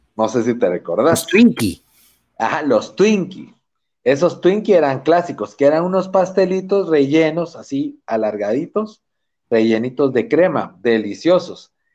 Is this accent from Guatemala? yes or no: yes; Guatemala